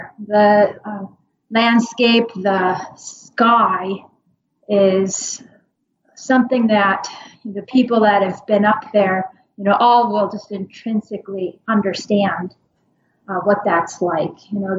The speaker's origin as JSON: {"language": "English", "region": "Minnesota", "country": "United States", "tie": "born or raised there", "said": "So I grew up in Minnesota, like, as I said, so I'm pretty used to the kind of constant seasons, and that's very much, it's very much the opposite up there."}